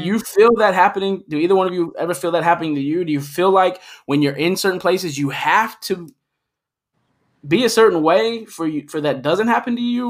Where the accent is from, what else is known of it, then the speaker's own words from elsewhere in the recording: Middletown, Ohio, United States; I'm born from Middletown too